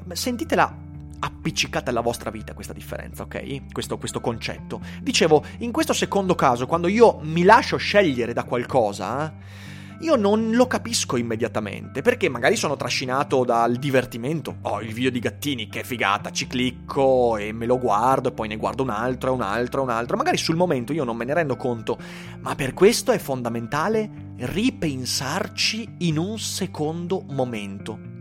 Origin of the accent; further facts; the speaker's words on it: Vicenza, Veneto, Italy; sono vicentino